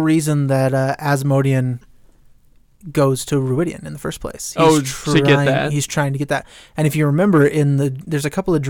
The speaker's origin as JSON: {"language": "English", "country": "United States", "said": "because I'm an American"}